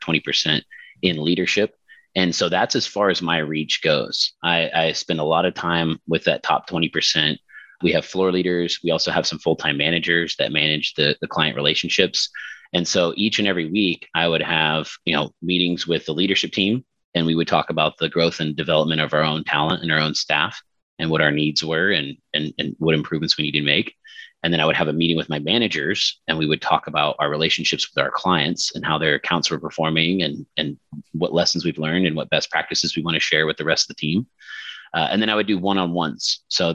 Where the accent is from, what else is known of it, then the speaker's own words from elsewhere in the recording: Houston, Texas, United States; moved away as an adult; also born or lived in Kansas; now in San Diego, United States; Moved to Texas when I was in first grade, so then I got to get used to the heat and the humidity of the Houston area